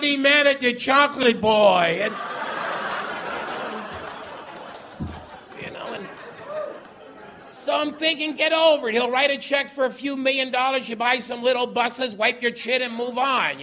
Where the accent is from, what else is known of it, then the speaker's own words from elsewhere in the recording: Winnipeg, Manitoba, Canada; moved away; I'm originally from Transcona, which is the Métis word for Ukrainians working at CN